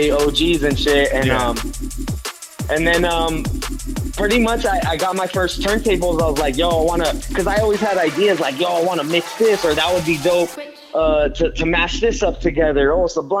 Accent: La Puente, California, United States; I grew up in La Puente, San Gabriel Valley

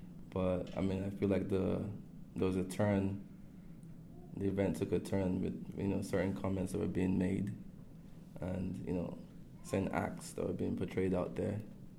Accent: Canada; also born or lived in Nigeria; Like, being Canadian and Nigerian at the same time, you know, it is what it is. But the home country, Nigeria, so I guess Nigeria is the home country, lost 2-0, right?

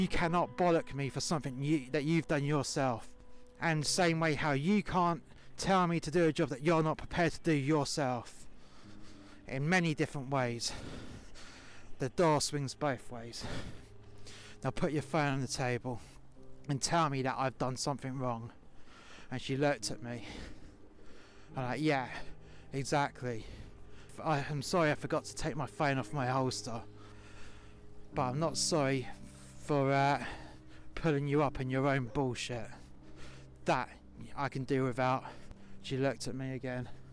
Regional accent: London, United Kingdom; accent: London; my proper London accent

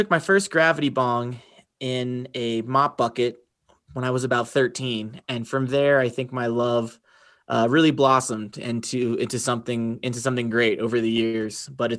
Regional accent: Roanoke, Virginia, United States; Born and bred in Roanoke, Virginia, which is a Southwest Virginia.

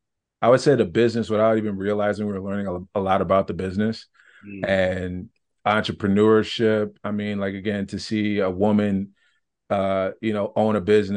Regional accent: Michigan, United States; I grew up in Michigan. I would say the first 17, 18 years of my life, we had a comic book store.

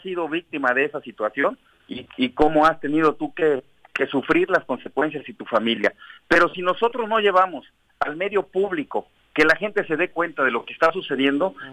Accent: Cuernavaca, Morelos, Mexico; somos de aquí, de Cuernavaca, nos conocemos

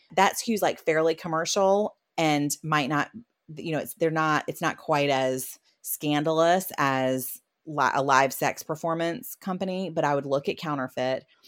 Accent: South Carolina, United States; I am from South Carolina

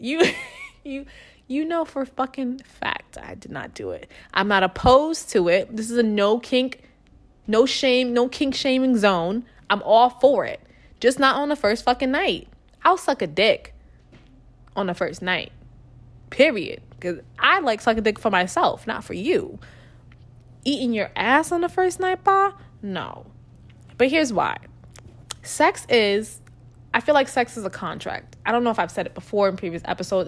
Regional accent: New York, United States; moved away as an adult; now in Texas, United States; I was from New York

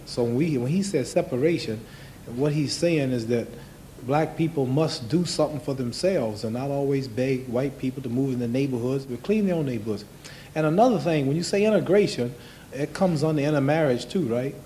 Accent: United States; I had to leave that restaurant in my hometown where I went to church

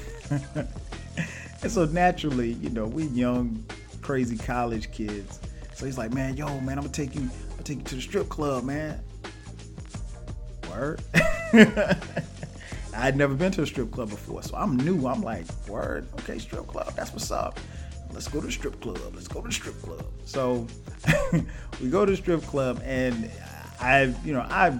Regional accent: Florence, South Carolina, United States; moved away as an adult; also born or lived in Orangeburg, South Carolina; now in Atlanta, United States; our hometown, Florence

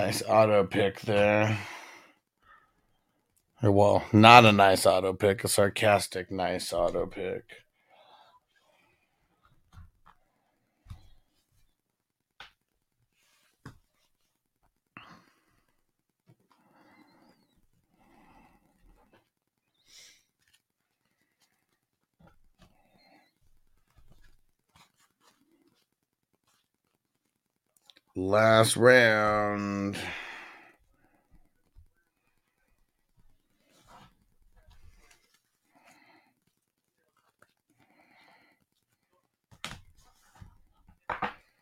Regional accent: San Diego, California, United States; We're both from San Diego

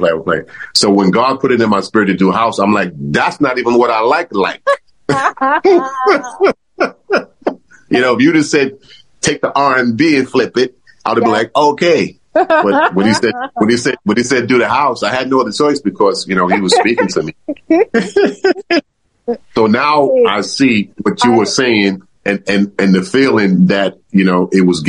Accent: New York City, New York, United States; we grew up out in Queensbridge

